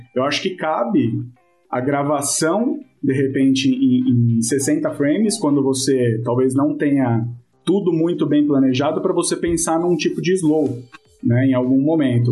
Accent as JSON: {"language": "Portuguese", "region": "São Paulo", "country": "Brazil", "said": "sou de São Paulo"}